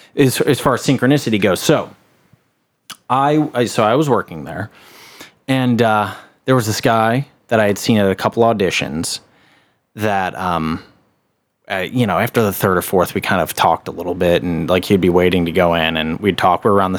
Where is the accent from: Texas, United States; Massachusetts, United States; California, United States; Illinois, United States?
Illinois, United States; Chicago; I grew up in Chicago, and when I was in Chicago, I was working at a casting office.